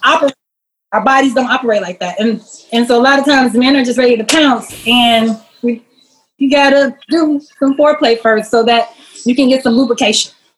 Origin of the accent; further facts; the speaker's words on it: Chicago, Illinois, United States; Born and raised though, Chicago, born and raised